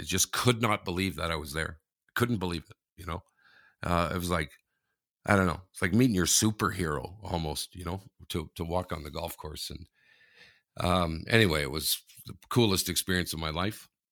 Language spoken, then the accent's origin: English; Canada; I'm Canadian